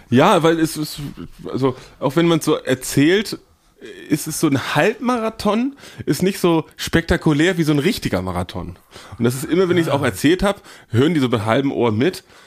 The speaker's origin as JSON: {"language": "German", "region": "Northern Germany", "country": "Germany", "said": "als Norddeutscher"}